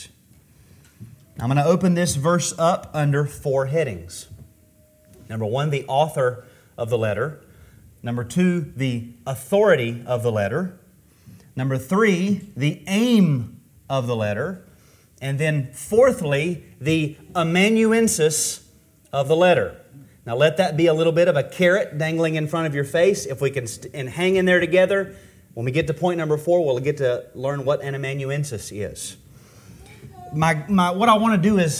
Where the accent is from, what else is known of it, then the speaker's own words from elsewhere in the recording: Taylorsville, North Carolina, United States; I'm from Taylorsville